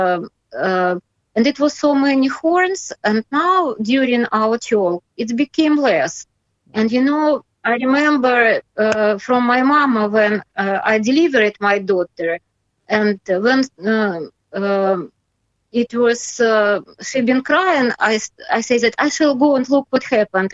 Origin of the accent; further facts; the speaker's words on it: Belarus; English is a second language; I'm patriot of my country, and I love this country